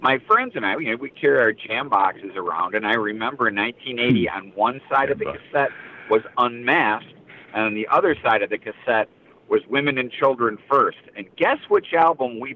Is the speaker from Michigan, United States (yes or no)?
yes; Detroit, Michigan, United States; I grew up in Detroit at Cobo Hall